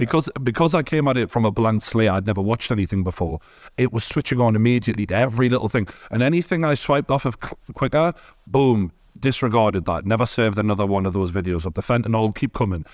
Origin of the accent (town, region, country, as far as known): Newcastle, North East England, United Kingdom; born or raised there; accent: Geordie